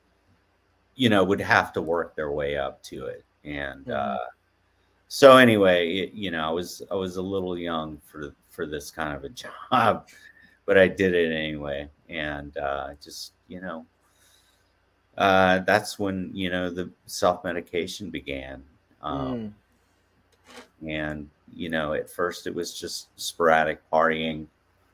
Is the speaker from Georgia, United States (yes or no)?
yes; Atlanta, Georgia, United States; moved away as an adult; also born or lived in Portland; growing up in Atlanta, you're used to the sun, you're used to mild temperature